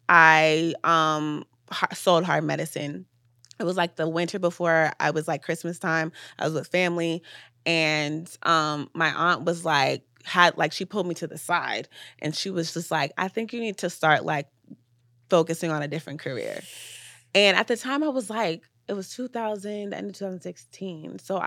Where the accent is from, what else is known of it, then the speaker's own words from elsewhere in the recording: Nigeria; But I will say being a Nigerian also helped me, like, push past obstacles.